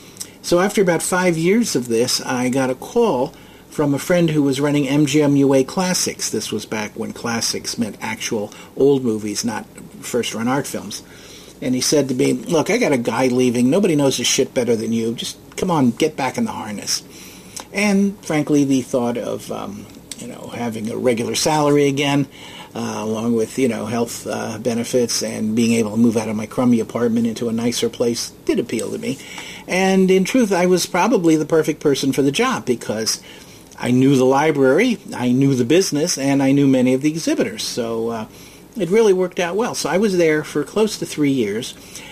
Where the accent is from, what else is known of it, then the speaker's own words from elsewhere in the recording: Dayton, Ohio, United States; also born or lived in Cincinnati; I started out in Dayton, Ohio, my hometown, working in the office of a local theater chain. Was there for a little over half a year. Then left and moved to Cincinnati